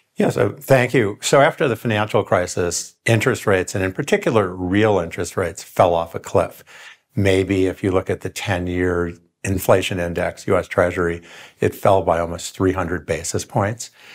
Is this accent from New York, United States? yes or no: yes; Rochester, New York, United States; I grew up in Rochester, New York.